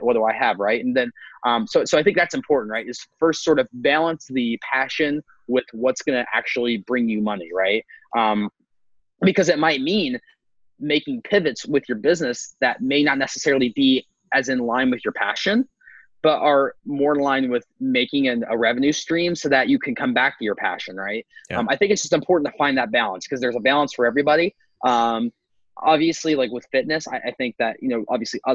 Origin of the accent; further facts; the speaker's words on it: Appalachia, United States; I was back in my hometown. There's like 3,000 people